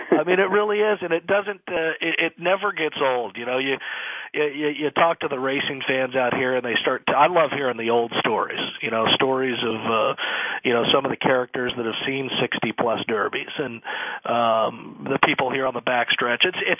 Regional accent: Laguna Hills, California, United States; moved away as an adult; now in Louisville, United States; I grew up in Laguna Hills, California, which is in Orange County.

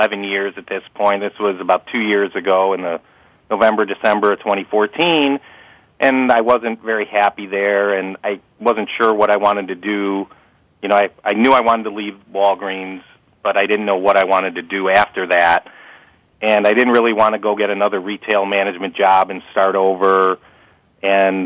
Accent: Chicago, Illinois, United States; growing up in Chicago

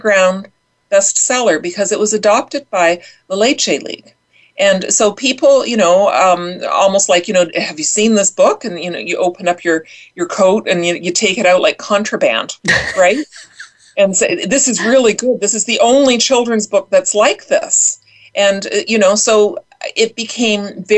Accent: Canada; we're Canadian

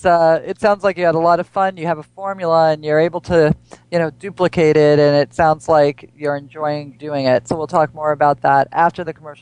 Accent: East Coast, United States; And especially us, because we grew up on the East Coast, and then you would only have a short summer season

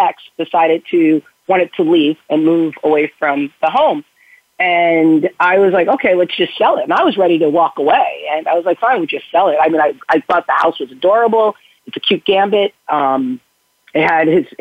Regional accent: Bronxville, New York, United States; I grew up in Westchester County, in Bronxville, which is a very old community in New York, in Westchester.

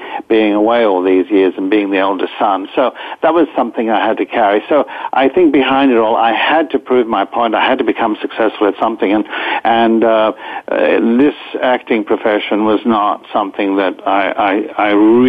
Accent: Australia; also born or lived in Greece; now in United States; I'm still Australian as well, but, you know, I've spent most of my years here

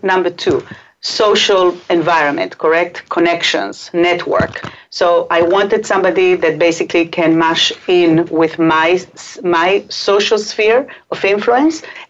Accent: Israel; English is a second language; also born or lived in Chile; now in New York, United States; I was born in Chile and raised in Israel, so between the Hebrew and the Spanish

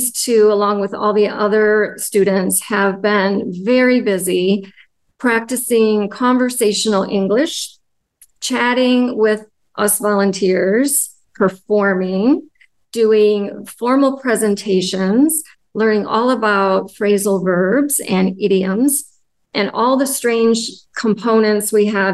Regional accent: United States; I'm from the United States

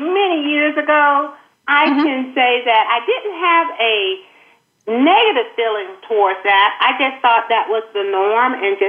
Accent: the South, United States; being from the South

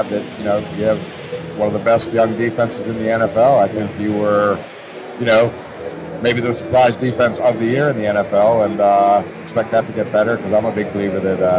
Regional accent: near Pittsburgh, Pennsylvania, United States; I grew up near Pittsburgh.

